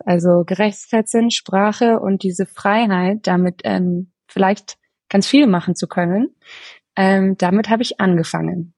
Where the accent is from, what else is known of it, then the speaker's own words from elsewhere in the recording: Bavaria, Germany; ich bin in Bayern aufgewachsen, aber ich habe eine, auch noch eine österreichische Seele. Ähm, da kommt meine Familie her